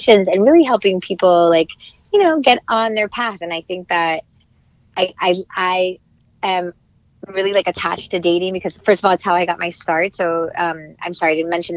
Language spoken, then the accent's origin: English; Miami, Florida, United States; moved away as an adult; also born or lived in Los Angeles; I'm from Miami, grew up there. I'm Cuban